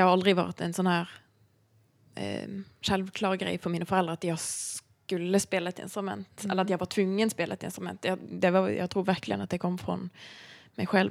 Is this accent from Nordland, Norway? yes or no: no; Bergen, Vestland, Norway; Swedish is a second language; moved away as an adult; now in Stockholm, Sweden; jag är uppvuxen i Bergen eh, i Norge